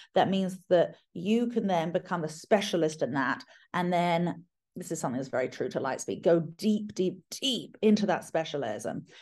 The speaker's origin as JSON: {"language": "English", "country": "United Kingdom", "moved": "yes", "said": "I'm British"}